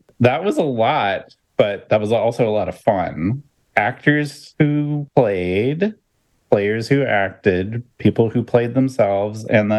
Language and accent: English; Kansas, United States; That was filmed in my backyard in Kansas.